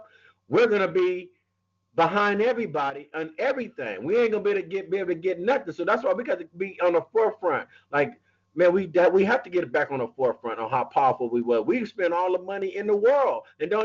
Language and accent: English; United States; I'm American